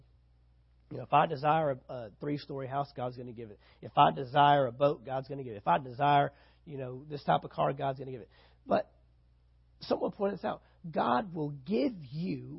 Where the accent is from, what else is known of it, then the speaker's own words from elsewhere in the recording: San Antonio, Texas, United States; now in Valdosta, United States; my hometown, San Antonio, Texas